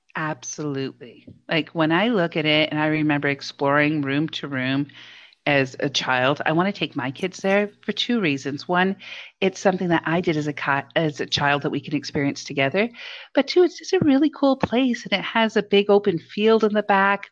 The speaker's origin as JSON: {"language": "English", "town": "Hamilton", "region": "Ontario", "country": "Canada", "tie": "born or raised there", "said": "I grew up in the Hammer and one of the places we'd go as um, an elementary school for a class trip was to Dundurn Castle"}